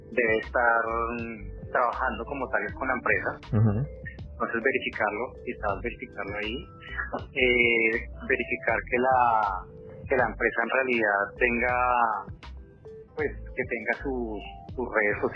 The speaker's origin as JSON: {"language": "Spanish", "country": "Colombia", "moved": "yes", "lives_now": "Vancouver, Canada", "said": "como entre nosotros, como colombianos, como latinos"}